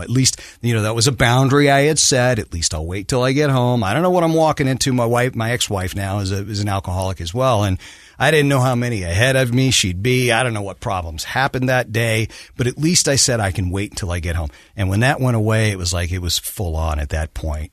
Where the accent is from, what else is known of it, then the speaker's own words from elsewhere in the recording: New Orleans, Louisiana, United States; also born or lived in California / Texas; I grew up in New Orleans. We moved there when I was, was twelve. Yeah, I was born in California, didn't live there long, lived in Texas for about six years.